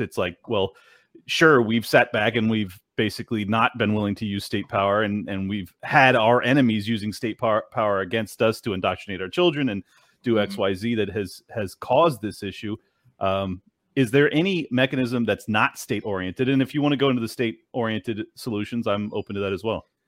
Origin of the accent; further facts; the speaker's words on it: San Diego, California, United States; moved away as an adult; now in Florida, United States; I was born and raised in San Diego, California